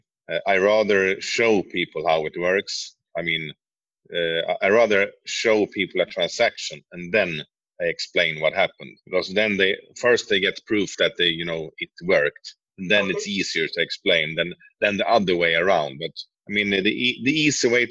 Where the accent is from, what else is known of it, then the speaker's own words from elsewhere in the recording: Sweden; moved away as an adult; also born or lived in Norway; born in Sweden, but I've been living in Norway for some years, but moved back to Sweden recently.